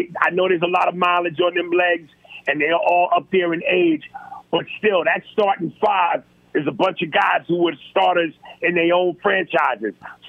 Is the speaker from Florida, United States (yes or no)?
no; New York, United States; No, I'm from New York.